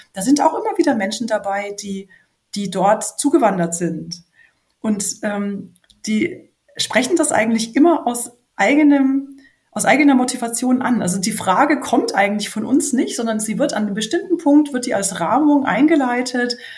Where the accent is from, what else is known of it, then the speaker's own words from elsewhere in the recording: Franconia, Bavaria, Germany; Ich komme ja aus Franken und das hat ja äh, wenig Ähnlichkeit jetzt gerade vom Dialekt her mit dem Oberbayerischen